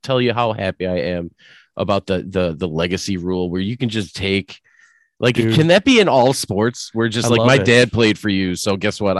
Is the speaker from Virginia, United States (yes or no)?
no; Buffalo, New York, United States; I'm from Buffalo.